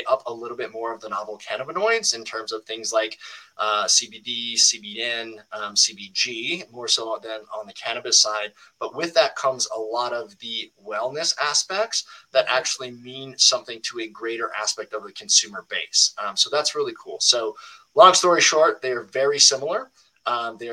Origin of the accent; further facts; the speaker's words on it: Minnesota, United States; the Chill State Collective, which is in my home state of Minnesota